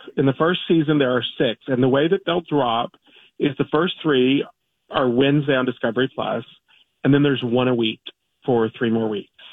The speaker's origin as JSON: {"language": "English", "region": "Kentucky", "country": "United States", "said": "I'm from Kentucky."}